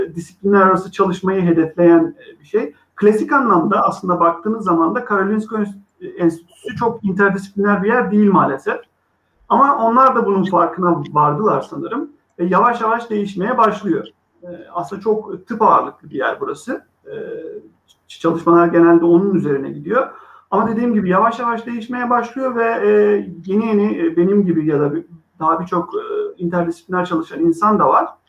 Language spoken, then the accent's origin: Turkish; Izmir, Turkey; moved away as an adult; also born or lived in Sweden / United States; İzmirliyim. 1984 yılında İzmir'de doğdum.